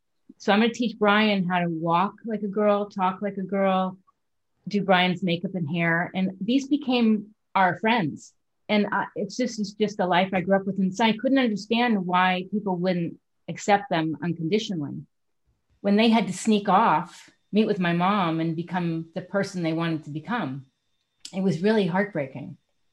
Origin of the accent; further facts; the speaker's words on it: New York City, New York, United States; I grew up in Manhattan and my mother was a therapist.